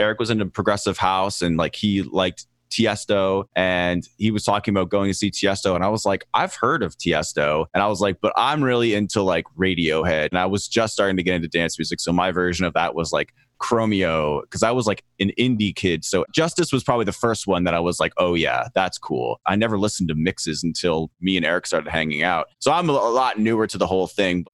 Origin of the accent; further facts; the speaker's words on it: Lower Sackville, Nova Scotia, Canada; now in Los Angeles, United States; I grew up in a real slum called Lower Sackville.